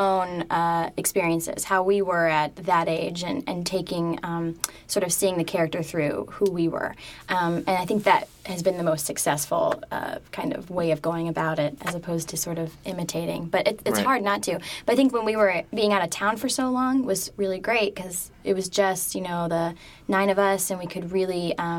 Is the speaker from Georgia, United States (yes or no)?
no; Ohio, United States; moved away; We're both from Ohio as well.